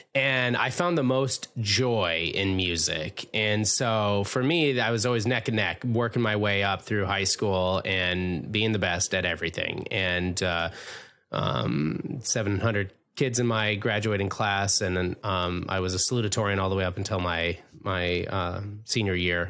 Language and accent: English; Minnesota, United States; David was born and raised in Minnesota, like myself